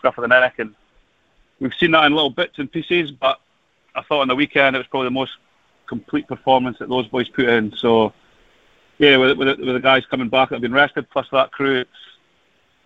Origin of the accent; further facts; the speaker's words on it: Scotland, United Kingdom; as a Scotsman